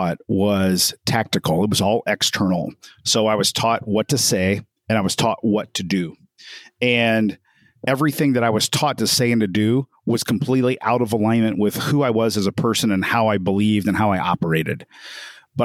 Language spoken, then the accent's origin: English; Evansville, Indiana, United States; I'm from Evansville, Indiana